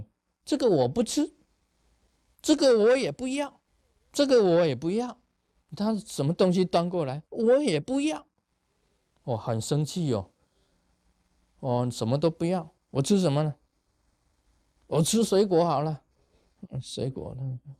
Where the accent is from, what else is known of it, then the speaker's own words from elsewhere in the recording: China; 所以我们中国人讲一句话：客随主便。